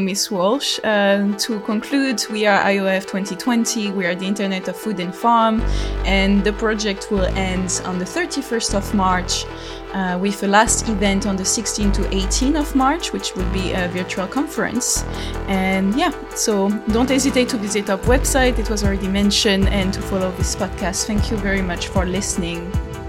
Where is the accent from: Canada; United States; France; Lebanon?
France; accent: French; English is a second language; as you can hear to my accent, I'm French